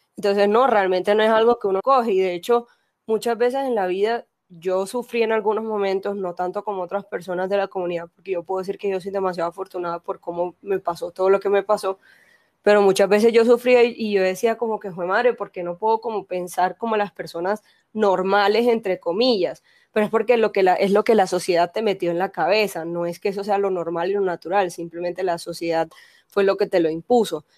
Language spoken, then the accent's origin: Spanish; Barranquilla, Atlántico, Colombia; now in Medellín, Colombia; yo soy naturalmente de Barranquilla, pero vivo en Medellín